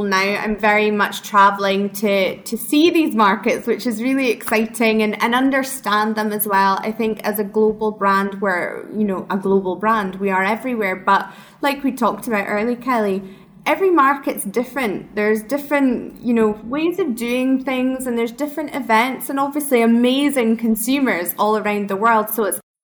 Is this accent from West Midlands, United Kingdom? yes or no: no; Speyside, Scottish Highlands, Scotland, United Kingdom; accent: Scottish; moved away; I'm from Speyside, worked at the distillery